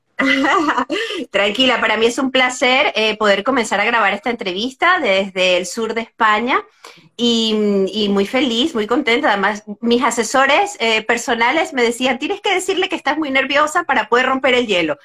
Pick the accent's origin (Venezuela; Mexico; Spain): Venezuela; San Cristóbal, Táchira; soy de Venezuela. Eh, entonces, lo conozco, ¿no? además soy de, de, San Cristóbal, Estado Táchira, muy cerca de, la frontera